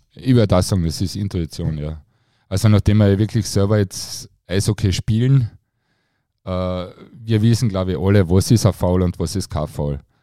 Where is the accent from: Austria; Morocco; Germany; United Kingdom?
Austria; Klagenfurt, Carinthia; für mich als Kärntner